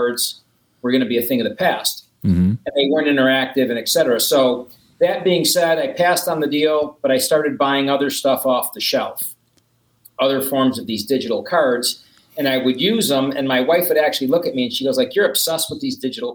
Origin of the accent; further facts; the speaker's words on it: Buffalo, New York, United States; moved away; I'm from Buffalo